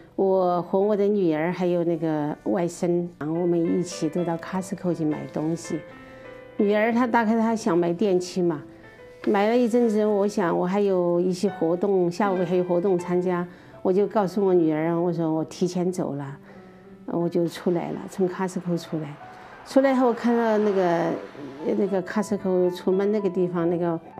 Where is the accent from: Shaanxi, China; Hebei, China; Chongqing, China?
Chongqing, China; moved away; also born or lived in Kunming, Yunnan / Changsha, Hunan; 我是四川人，四川重庆人，在云南昆明工作。嗯嗯，但是我六年轻时候六四年在湖南住过一段时间，